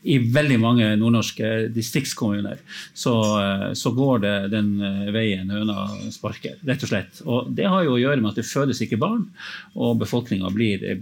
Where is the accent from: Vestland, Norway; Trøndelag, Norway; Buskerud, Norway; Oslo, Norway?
Vestland, Norway; Bergen; Du liker jo selvfølgelig det som bergenser å høre det